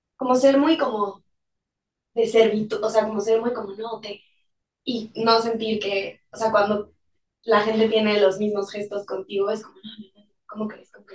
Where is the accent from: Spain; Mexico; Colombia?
Mexico